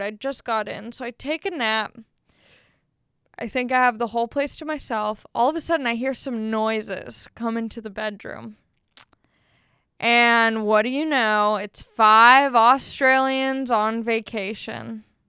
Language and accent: English; Long Beach, California, United States; also born or lived in San Marcos, California; I grew up in Long Beach